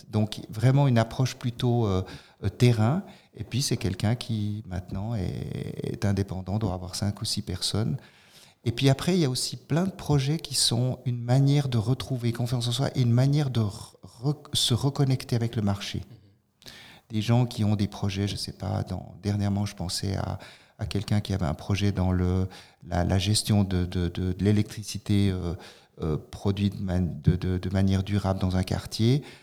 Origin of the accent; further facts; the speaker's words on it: Fribourg, Switzerland; moved away as an adult; also born or lived in Italy; je suis d'origine de Fribourg, mais j'étais longtemps hors, hors, hors canton